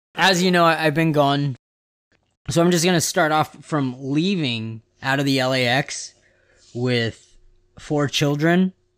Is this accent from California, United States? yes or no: yes; West Coast, California, United States; I'm from the West Coast